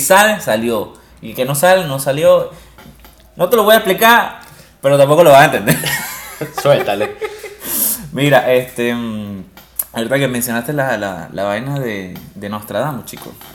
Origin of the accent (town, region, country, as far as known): Venezuela